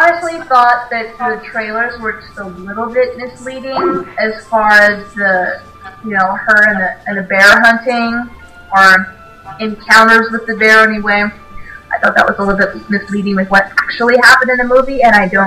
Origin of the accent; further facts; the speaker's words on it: Ireland; I am actually Irish